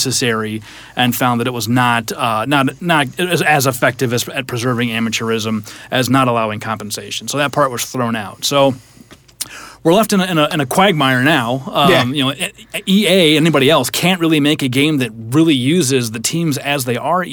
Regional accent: Iowa, United States; I'm from Iowa, so wrestling's a big deal

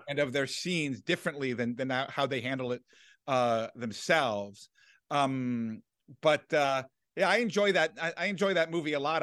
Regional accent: Washington, District of Columbia, United States; I grew up in Washington, D C

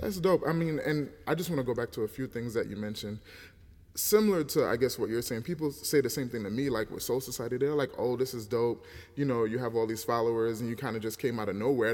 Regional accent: United States; us born in America

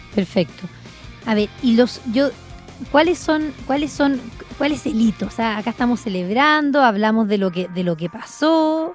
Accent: Chile

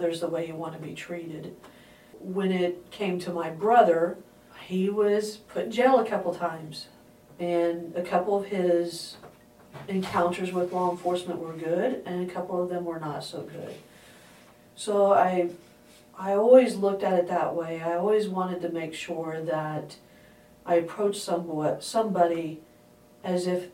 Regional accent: Indiana, United States; moved away; I'm from Indiana

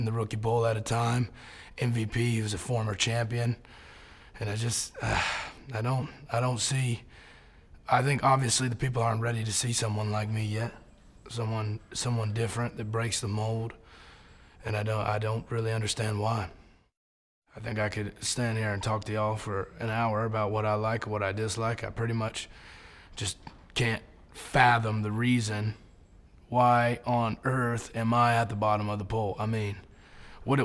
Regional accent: Brooksville, Florida, United States; I'm from Brooksville, Florida

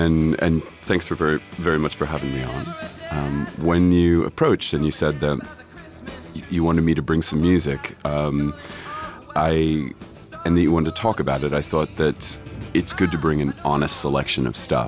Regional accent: Florida, United States; moved away; also born or lived in Dublin; growing up in Florida

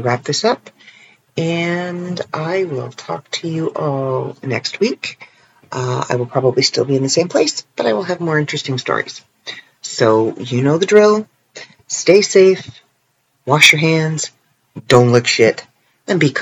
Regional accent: Canada; accent: Canadian; I am Canadian. I was born in Canada. I live in Canada. I speak Canadian. I sound like a Canadian.

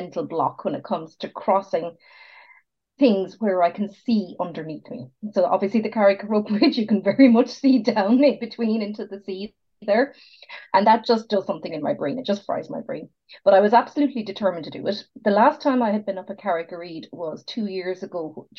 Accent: Ballyvourney, Munster, Ireland; I'm from Ballyvourney, or near Ballyvourney, which is, I would say, a 20-minute drive from Killarney.

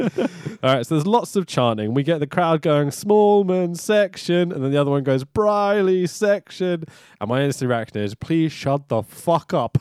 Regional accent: London, United Kingdom; I grew up in Highbury, so the garage is just down the road from me

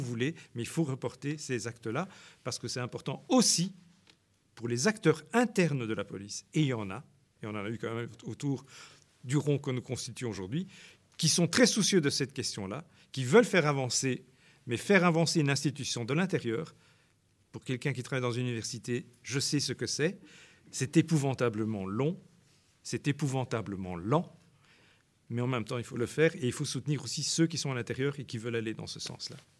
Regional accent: Brussels, Brussels-Capital Region, Belgium; moi j'ai grandi à Bruxelles

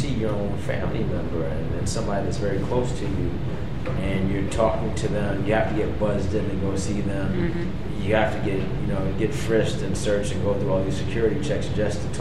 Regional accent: New York City, New York, United States; I grew up in Brooklyn. I grew up in Fort Greene, in pre-gentrified Brooklyn

